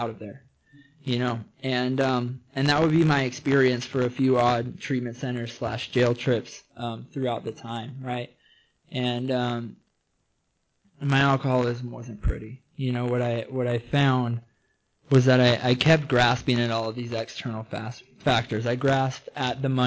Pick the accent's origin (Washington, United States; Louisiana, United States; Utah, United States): Washington, United States; between Arlington and Everett; now in California, United States; I'm originally from Washington State. I grew up in somewhere between Arlington and Everett, Washington.